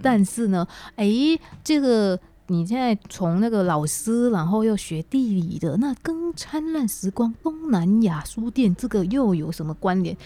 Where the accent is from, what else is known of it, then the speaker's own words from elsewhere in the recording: Indonesia; now in Taiwan; 我这个来自印尼的